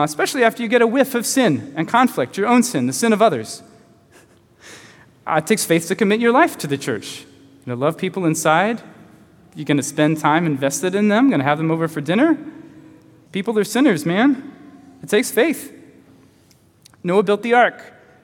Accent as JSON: {"language": "English", "town": "Chattanooga", "region": "Tennessee", "country": "United States", "tie": "born or raised there", "also_born_or_lived": "Tacoma, Washington", "moved": "as an adult", "said": "When I was 21, I left my hometown of Chattanooga"}